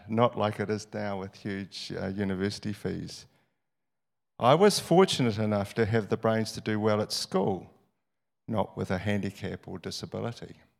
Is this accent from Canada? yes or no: no; New Zealand; I was born in New Zealand and not in the slums of Calcutta